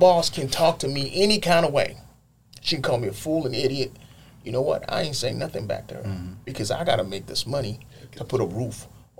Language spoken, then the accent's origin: English; Nigeria; moved away; I grew up in Nigeria, and I've had time here too.